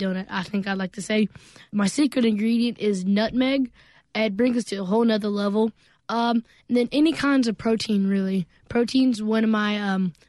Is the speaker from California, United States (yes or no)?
no; Starkville, Mississippi, United States; my first restaurant in my hometown, Starkville, Mississippi